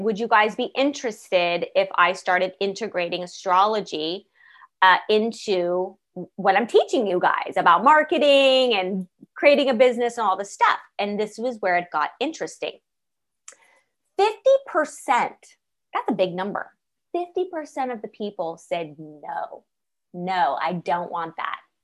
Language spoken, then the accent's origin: English; Los Angeles, California, United States; I was born in Los Angeles